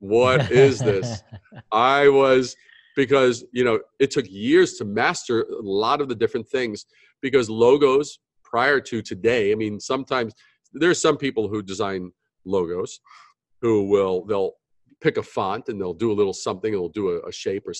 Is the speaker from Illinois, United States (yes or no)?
no; New York City, New York, United States; born or raised there; also born or lived in Brooklyn / Long Island / Manhattan